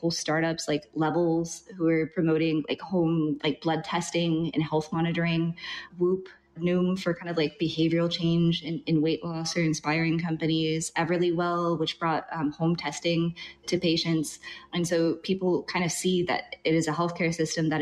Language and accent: English; Albuquerque, New Mexico, United States; moved away as an adult; now in Vietnam; I'm originally from Albuquerque, New Mexico